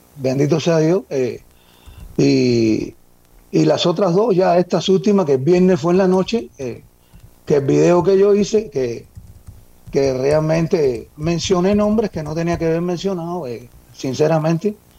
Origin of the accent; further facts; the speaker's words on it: Cuba; moved away as an adult; yo nací en Cuba, llevo aquí, llegué al país hace como unos 20 años.